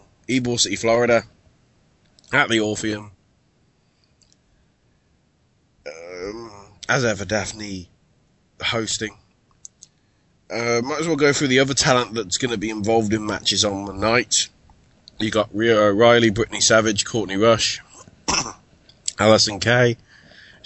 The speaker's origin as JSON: {"language": "English", "country": "United Kingdom", "said": "I'm British."}